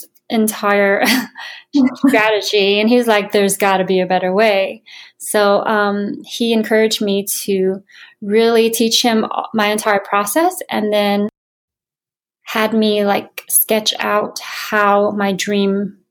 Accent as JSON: {"language": "English", "region": "Hawaii", "country": "United States", "also_born_or_lived": "Florida / New York City", "moved": "yes", "said": "I'm originally from Hawaii"}